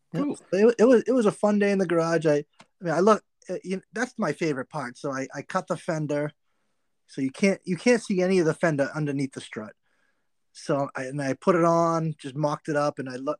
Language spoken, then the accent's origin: English; Massachusetts, United States; I'm from Massachusetts